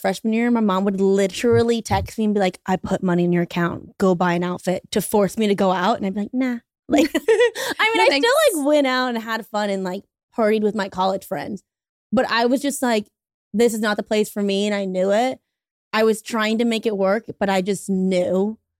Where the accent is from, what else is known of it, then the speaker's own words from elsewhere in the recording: Baton Rouge, Louisiana, United States; We are both from Baton Rouge, Louisiana.